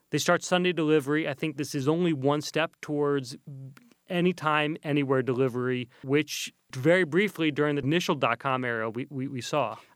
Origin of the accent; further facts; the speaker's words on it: Kentucky, United States; now in New York City, United States; We grew up in Kentucky, uh, surrounded by business, I would say, well, surrounded by horses and business. and bourbon. And we uh, both live in New York City.